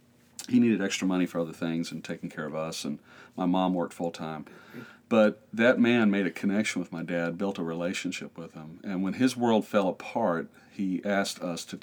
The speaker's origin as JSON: {"language": "English", "region": "Tennessee", "country": "United States", "tie": "born there", "said": "Well, I was actually born in East Tennessee."}